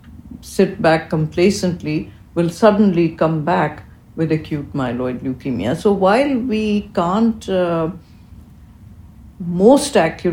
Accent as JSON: {"language": "English", "town": "Karachi", "region": "Sindh", "country": "Pakistan", "tie": "born or raised there", "moved": "as an adult", "lives_now": "United States", "said": "I grew up in Karachi, Pakistan"}